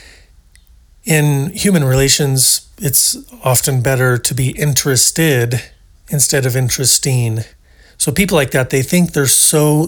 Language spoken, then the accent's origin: English; Portland, Oregon, United States; moved away; I'm originally from Portland, Oregon, the once great city of Portland, Oregon. And they got farmers markets, lots of fresh, local, organic, natural food, just a fertile valley there. It was the end of the Oregon Trail. Everybody wanted to go there because it was so good. And I grew up there